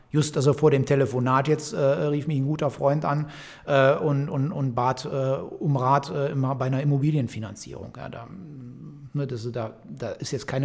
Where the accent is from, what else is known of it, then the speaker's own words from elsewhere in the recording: Velbert, North Rhine-Westphalia, Germany; Wir sitzen in Felbert. Ich bin in Felbert geboren, bin in Felbert zur Schule gegangen.